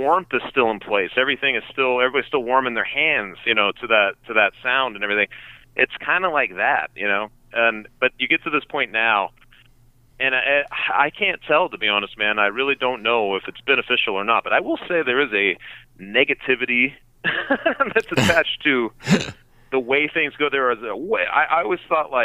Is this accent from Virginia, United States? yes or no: no; Denver, Colorado, United States; I grew up in Denver